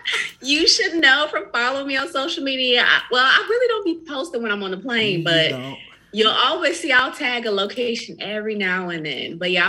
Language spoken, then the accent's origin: English; San Diego, California, United States; moved away; also born or lived in North Carolina; even though I'm from North Carolina, I actually grew up in San Diego part of my life, like most of my preteen years.